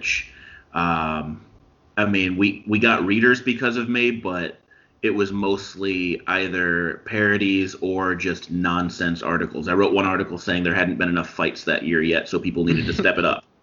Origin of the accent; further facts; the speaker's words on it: Champaign, Illinois, United States; I am originally from Champaign